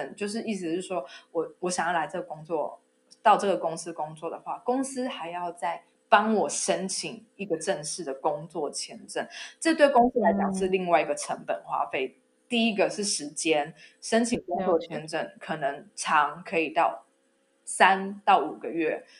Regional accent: Taiwan; moved away as an adult; now in Germany; 知道我是台湾人

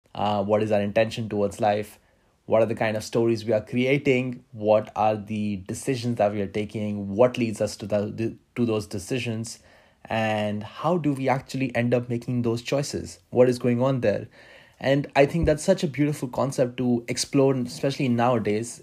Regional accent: India; moved away as an adult; also born or lived in Manila, Philippines / Moscow, Russia; now in Brussels, Belgium; I have been born and brought up in India

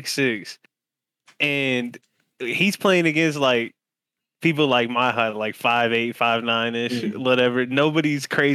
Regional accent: Indiana, United States; Growing up in Indiana

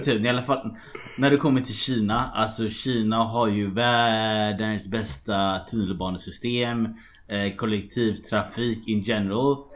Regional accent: Gothenburg, Västra Götaland, Sweden; moved away as an adult; also born or lived in Shanghai, China; now in Dublin, Ireland; jag är också från Göteborg

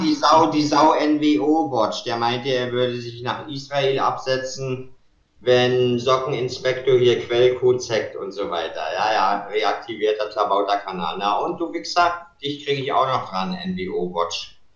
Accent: Germany; first language German; bin hier geboren, spreche Deutsch perfekt, liebe meine deutsche Muttersprache

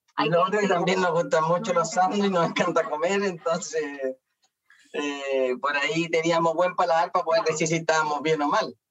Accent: Concepción, Biobío, Chile; yo soy de Concepción

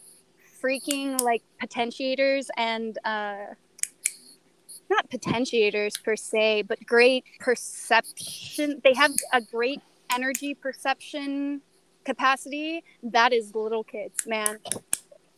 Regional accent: Utah, United States; I'm from Utah

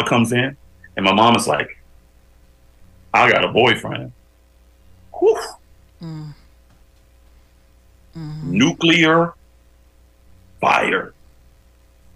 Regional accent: Bakersfield, California, United States; moved away as an adult; now in Los Angeles, United States; I grew up in a pretty rough neighborhood back in Bakersfield

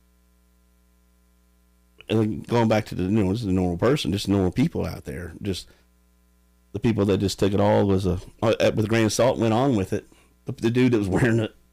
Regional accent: United States; I grew up in Sharkey

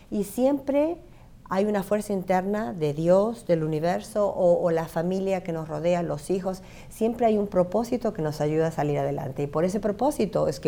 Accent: Buenos Aires, Argentina; moved away as an adult; now in United States; yo soy nacida y criada en Buenos Aires, pero toda mi familia es de Rosario.

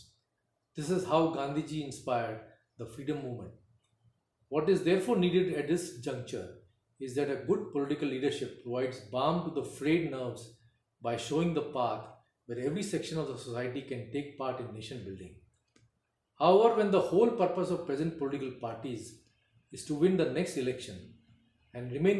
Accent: India; We are born and raised in India

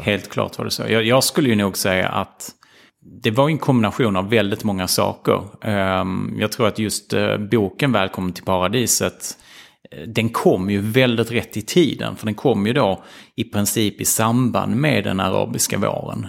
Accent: Ystad, Skåne, Sweden; moved away as an adult; jag växte upp i Ystad

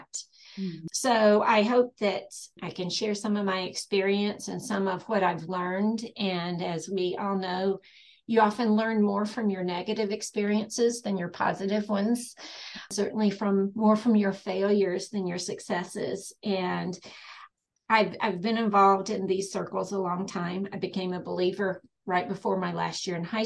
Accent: East Tennessee, United States; moved away as an adult; now in Western North Carolina, United States; I grew up in East Tennessee, but we've lived in Western North Carolina for over 30 years.

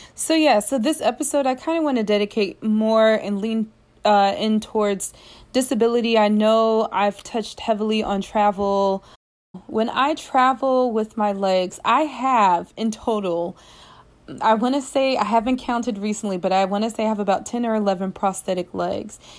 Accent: United States; moved away; this is a different culture than what I'm accustomed to from the United States

